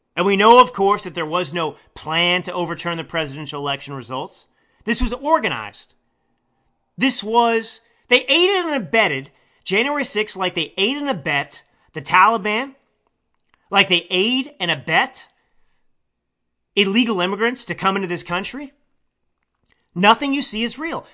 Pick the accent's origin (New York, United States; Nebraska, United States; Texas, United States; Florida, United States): Texas, United States; now in California, United States; I, uh, live in California, but I was born and raised in Texas. I am a Texan.